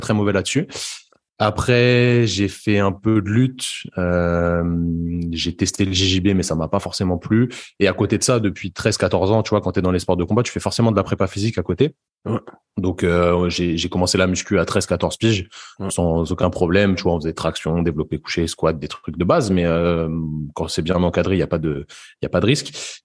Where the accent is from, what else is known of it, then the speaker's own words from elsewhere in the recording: Paris suburbs, Île-de-France, France; moved away as an adult; also born or lived in Brittany; je suis originaire de la banlieue parisienne et je me suis expatrié pour faire mes études de kiné euh, dans, dans l'ouest de la France, donc en Bretagne